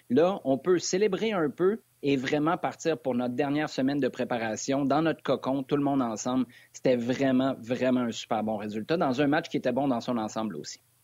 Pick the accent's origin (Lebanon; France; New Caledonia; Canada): Canada; Quebec City, Quebec; moi je suis de Québec à la base